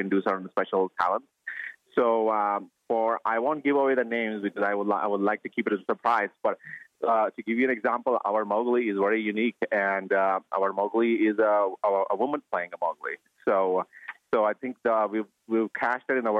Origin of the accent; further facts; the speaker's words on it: India; moved away as an adult; I grew up in India until I was 22, and that's when I left India